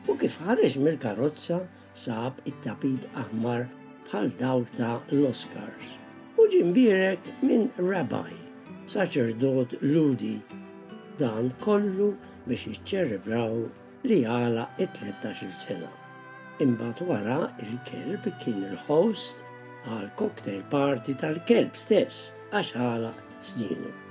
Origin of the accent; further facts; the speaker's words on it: Malta; now in Australia; ma kienux parti mill-kultura tagħna bħala Maltin.